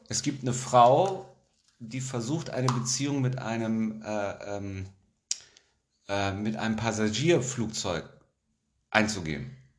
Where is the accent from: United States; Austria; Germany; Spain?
Germany; ich bin ja auch ein Deutscher, ich wohne ja in Deutschland